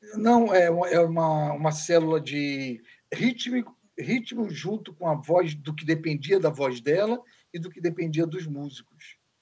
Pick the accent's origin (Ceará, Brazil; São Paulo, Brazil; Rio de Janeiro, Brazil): Rio de Janeiro, Brazil; Niterói; Eu sou de Niterói, sou Papa Goiaba